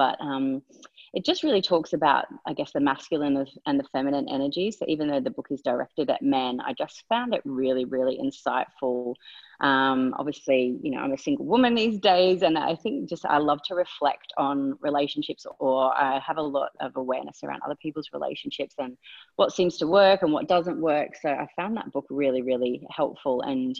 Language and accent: English; England, United Kingdom; born there; I was born in England, I moved back there when I was 18